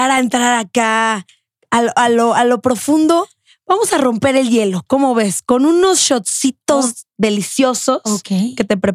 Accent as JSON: {"language": "Spanish", "town": "Cali", "region": "Valle del Cauca", "country": "Colombia", "accent": "Caleña", "said": "De Cali. Yo, debería hablar así."}